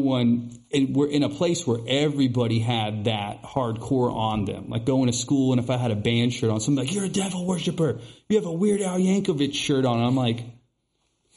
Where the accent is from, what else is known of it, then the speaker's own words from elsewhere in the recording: the South, United States; I grew up in the South